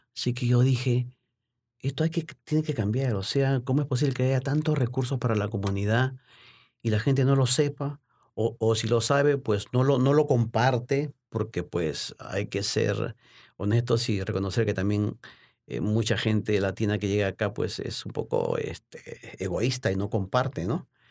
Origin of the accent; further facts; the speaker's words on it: Lima, Peru; moved away as an adult; also born or lived in Baltimore, United States; now in United States; me inicié como periodista deportivo en, en mi país, en Lima, Perú.